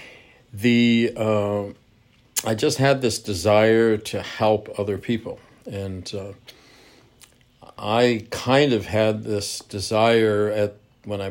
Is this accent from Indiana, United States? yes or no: no; California, United States; also born or lived in Denver, Colorado; I was born in Denver, Colorado, raised in California